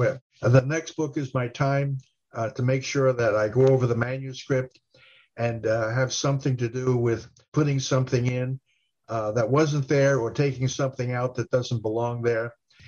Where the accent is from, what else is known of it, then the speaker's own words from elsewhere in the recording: Italy; And I'm saying, I'm from Italy. Where the heck? Why don't they talk about Italy?